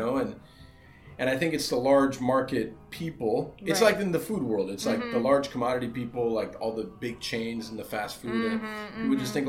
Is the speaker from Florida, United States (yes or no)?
yes; Miami, Florida, United States; I'm from Little Havana.